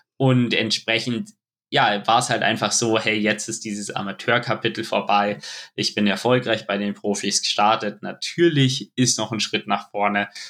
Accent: Munich, Bavaria, Germany; es ist einfach meine Heimat

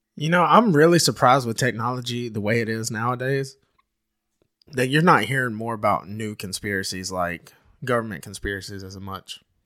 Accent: United States; as an American

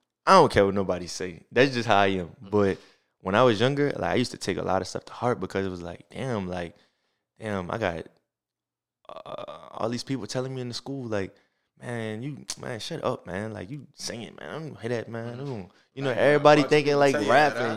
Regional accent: New Orleans, Louisiana, United States; I'm definitely from New Orleans

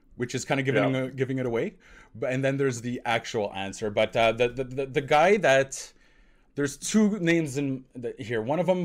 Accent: Montreal, Quebec, Canada; born there; I hate scrums. I always have, because I was born into them in Montreal, where it's just a bunch of zombies clawing for the same piece of brain, right?

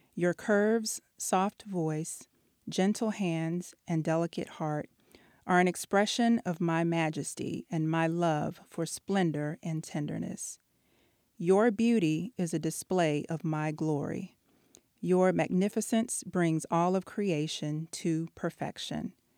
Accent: Texas, United States; moved away as an adult; also born or lived in DMV (Washington, D.C. area); now in Washington, D.C. area, United States; I'm from Texas originally. Um, I've been here for about eight years

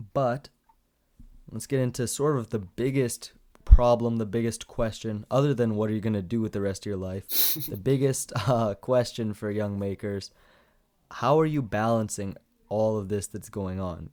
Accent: Canada; as a Canadian, I don't understand what G P A is at all, 'cause we have, like, your average, but it's in percent.

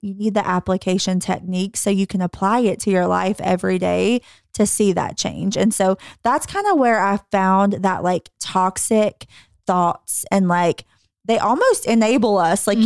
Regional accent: the Bible Belt, United States; growing up in the Bible Belt

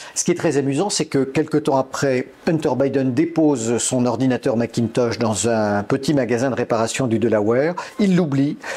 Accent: France; chez nous en France

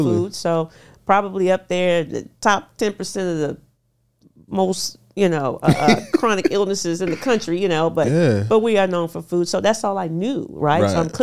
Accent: Houston, Texas, United States; I'm from Houston, Texas. So I'm cooking fried foods and drinking soda.

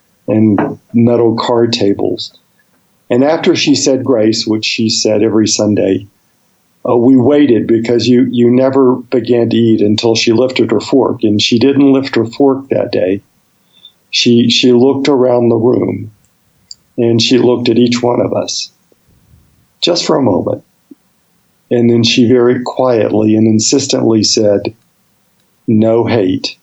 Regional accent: Birmingham, Alabama, United States; I grew up in Birmingham, Alabama.

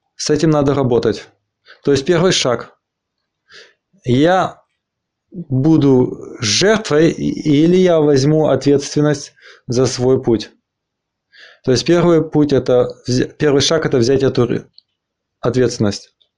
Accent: Argentina; now in Berlin, Germany; я э, из Аргентины, из Аргентины

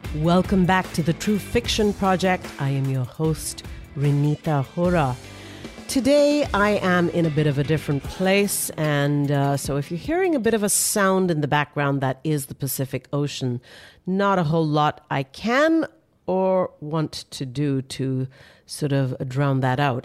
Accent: India; I grew up studying that in Indian history books as a child in India

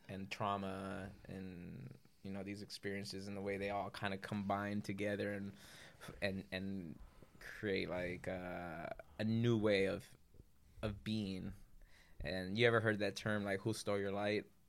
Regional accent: Culver City, California, United States; I grew up in Culver City

